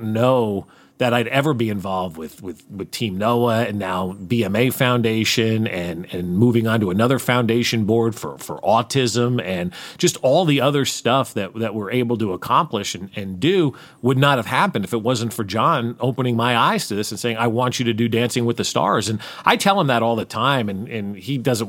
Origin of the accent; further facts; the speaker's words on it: outside of New York City, United States; now in Kansas City, United States; I grew up outside of New York City.